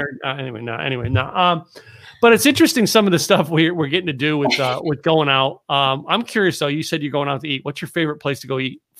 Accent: Pennsylvania, United States; moved away; also born or lived in Massachusetts / New Hampshire; I grew up in Pennsylvania.

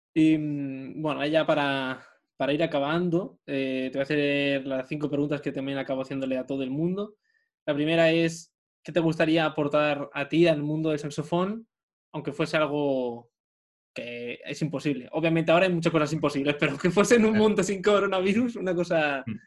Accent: Madrid, Community of Madrid, Spain; moved away; yo soy de Madrid, toda mi familia está en Madrid

